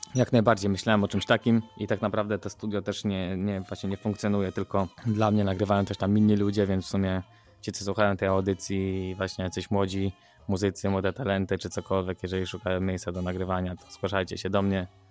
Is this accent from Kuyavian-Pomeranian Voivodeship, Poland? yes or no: no; Wrocław, Lower Silesian Voivodeship, Poland; jako dziecko miałem bardzo dużo problemów dorastając we Wrocławiu